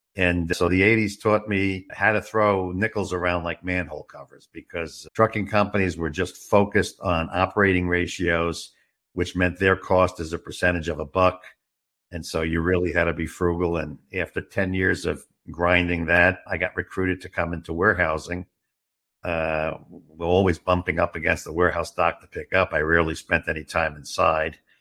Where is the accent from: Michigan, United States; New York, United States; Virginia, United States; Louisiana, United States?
New York, United States; New York City; also born or lived in Westchester; now in Arizona, United States; I got my informal education on the streets of Brooklyn, New York